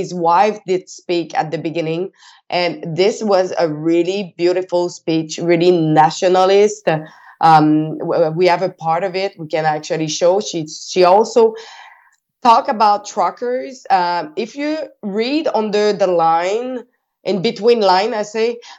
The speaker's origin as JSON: {"language": "English", "region": "Quebec", "country": "Canada", "said": "I'm from Quebec"}